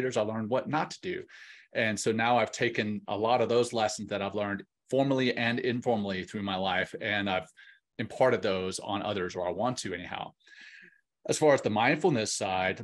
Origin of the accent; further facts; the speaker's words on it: Louisiana, United States; now in Colorado Springs, United States; I grew up in Louisiana and I have still a heart for Louisiana. I live in Colorado Springs